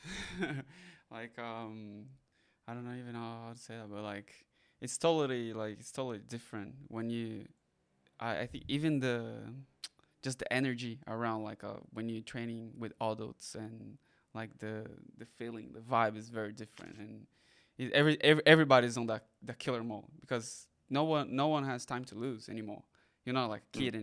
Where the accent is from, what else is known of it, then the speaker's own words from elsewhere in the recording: Brazil; first language Portuguese; English is a second language; moved away; also born or lived in Japan; Portuguese, because I'm from Brazil.